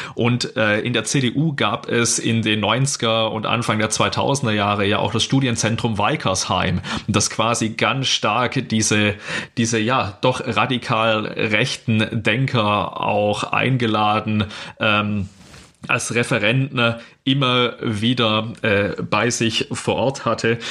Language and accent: German; Baden-Württemberg, Germany; ich komme aus Baden-Württemberg